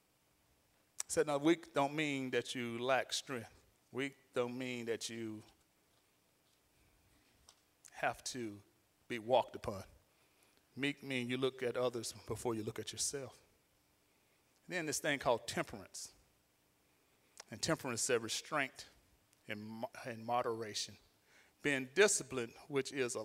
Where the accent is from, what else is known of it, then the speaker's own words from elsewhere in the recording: Alabama, United States; I'm from Alabama